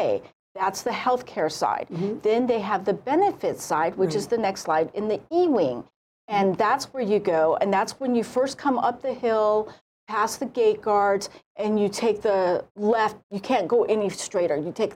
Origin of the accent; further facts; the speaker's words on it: South Korea; born there; Oh, I'm half Korean. My mother's Korean. I was born in Korea.